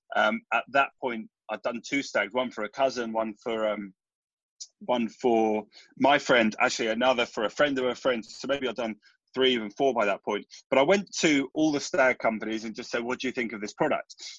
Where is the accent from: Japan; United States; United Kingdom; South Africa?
United Kingdom; London; we grew up in North London